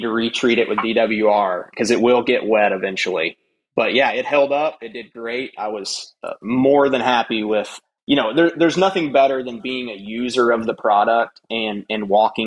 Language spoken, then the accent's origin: English; West Texas, United States; I grew up in West Texas, you know, hunting deer blinds, deer feeders